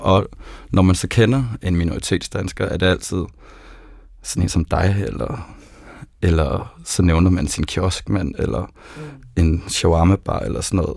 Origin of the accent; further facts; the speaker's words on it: South Zealand, Denmark; Jeg er født på Sydsjælland og har gået i folkeskole med libaneser og palæstinenser